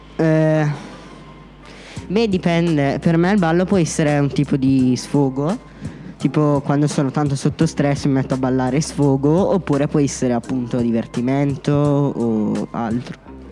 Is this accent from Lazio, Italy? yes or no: no; Concesio, Lombardy, Italy; vengo da Concesio